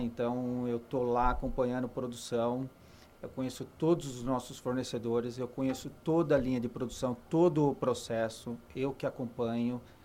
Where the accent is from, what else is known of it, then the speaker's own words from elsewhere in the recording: Brazil; sou do Brasil